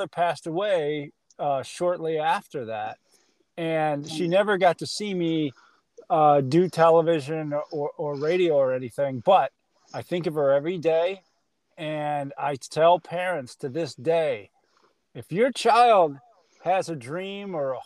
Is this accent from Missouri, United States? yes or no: yes; St. Louis, Missouri, United States; moved away as an adult; also born or lived in Cedar Rapids, Iowa; now in Maryland, United States; growing up in St. Louis